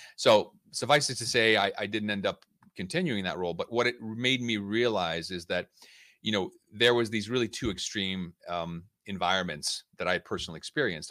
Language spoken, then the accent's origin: English; United States; moved away as an adult; also born or lived in Budapest; now in London, United Kingdom; I was born and raised in the United States. uh, to Hungarian parents